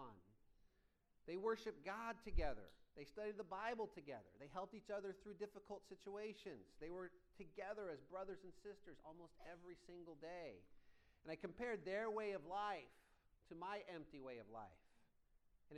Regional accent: Iowa, United States; moved away as an adult; now in Orange County, United States; I grew up in Iowa

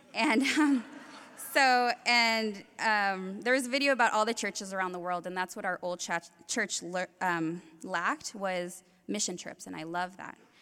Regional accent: Compton, California, United States; I was born in Compton, and I was raised in the same neighborhood as …

